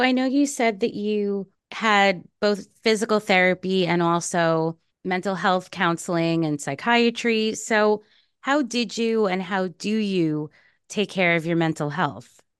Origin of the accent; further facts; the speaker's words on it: New York, United States; I am from New York